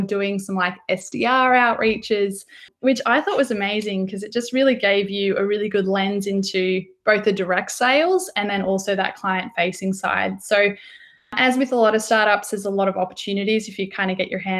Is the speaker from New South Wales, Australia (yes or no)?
no; Mitta Mitta, Victoria, Australia; I'm from Australia, so grew up in little country town, Mittamitta